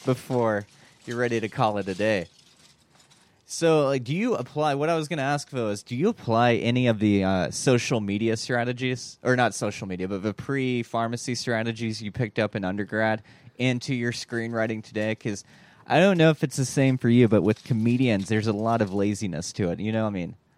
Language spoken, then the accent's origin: English; Kentucky, United States; we're both from Kentucky.